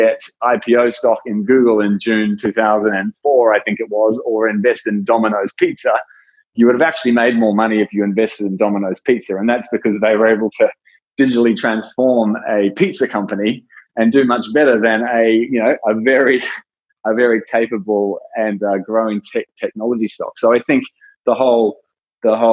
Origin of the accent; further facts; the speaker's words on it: New Zealand; also born or lived in Australia; now in San Francisco Bay Area, United States; I was born in New Zealand, worked in Australia, now living in the San Francisco Bay Area.